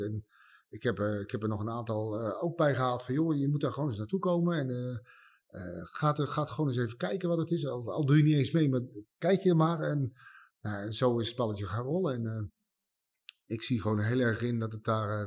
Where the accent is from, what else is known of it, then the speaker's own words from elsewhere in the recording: Nieuwegein, Utrecht, Netherlands; Ik kom uit Nieuwegein